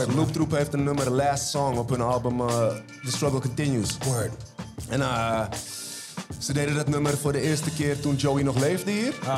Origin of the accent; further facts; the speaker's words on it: Almere, Flevoland, Netherlands; ik uit Haven kom